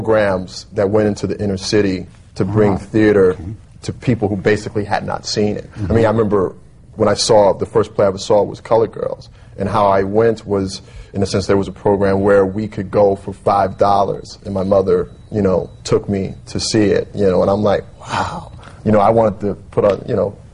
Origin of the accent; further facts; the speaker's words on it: Bessemer, Alabama, United States; moved away; I'm from Bessemer, Alabama